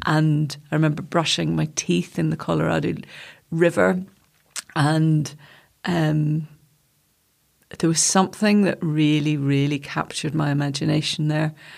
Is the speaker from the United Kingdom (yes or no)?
yes; Gilford, Northern Ireland, United Kingdom; born or raised there; moved away as an adult; also born or lived in London